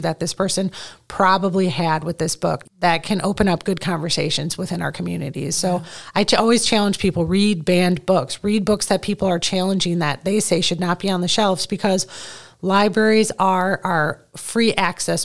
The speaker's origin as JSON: {"language": "English", "region": "Midwest", "country": "United States", "tie": "born or raised there", "said": "growing up in the Midwest"}